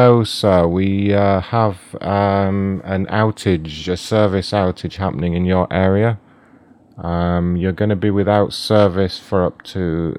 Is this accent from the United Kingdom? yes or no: yes; United Kingdom; You may be able to tell I'm British, so will you have a selection of tea available for me, hot tea?